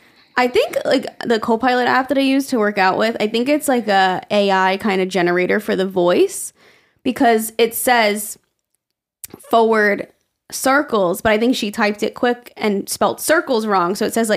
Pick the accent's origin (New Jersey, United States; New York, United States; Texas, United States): New York, United States; yeah, I think we just say forward because we're from New York.